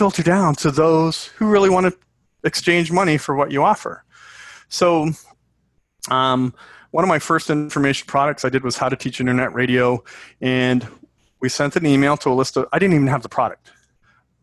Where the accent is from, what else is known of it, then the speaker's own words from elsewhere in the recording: Canada; I'm Canadian